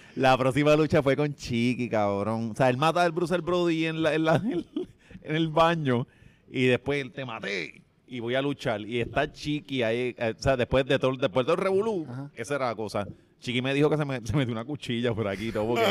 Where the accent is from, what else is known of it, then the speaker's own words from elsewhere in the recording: Ponce, Puerto Rico; paso por el barrio de mi abuela, donde yo, yo crecí, en Bélgica, en la 6, la, calle de Héctor Lavoe